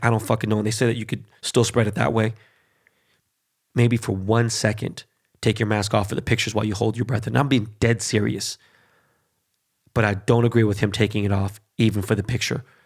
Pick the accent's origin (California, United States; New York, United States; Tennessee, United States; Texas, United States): California, United States; Los Angeles; first language Spanish; English is a second language; I grew up in Koreatown, born and raised